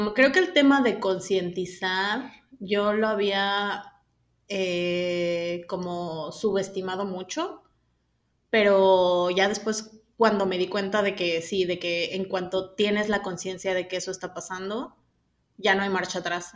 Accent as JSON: {"language": "Spanish", "region": "State of Mexico", "country": "Mexico", "said": "soy del Estado de México"}